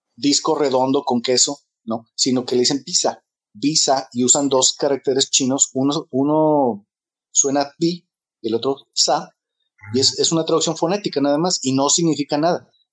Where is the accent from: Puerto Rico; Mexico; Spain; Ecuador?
Mexico; crecí como una persona racista y homofóbica porque crecí en México en los 70